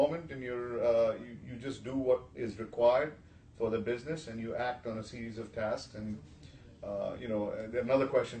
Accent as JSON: {"language": "English", "country": "India", "moved": "yes"}